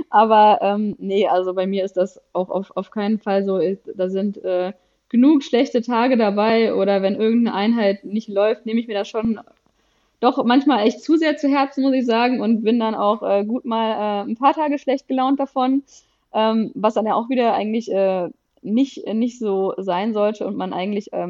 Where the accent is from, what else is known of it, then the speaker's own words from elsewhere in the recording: Konstanz, Baden-Württemberg, Germany; moved away as an adult; now in Düsseldorf, Germany; wir kommen beide aus Konstanz und sind quasi fürs Studium dann nach Düsseldorf ähm, gezogen